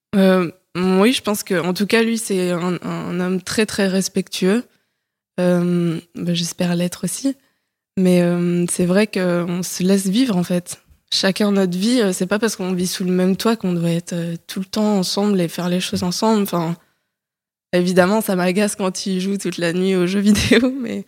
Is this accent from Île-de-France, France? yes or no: yes; Paris, Île-de-France, France; moved away as an adult; Je suis une Parisienne de 29 ans récemment euh, récemment reparisienne plutôt, parce que j'ai grandi à Paris